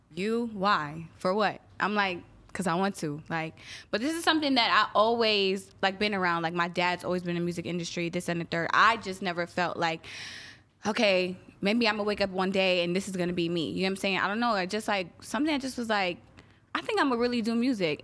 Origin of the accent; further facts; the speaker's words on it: Guyana; I'm Guyanese, so every, you know, I'm West Indian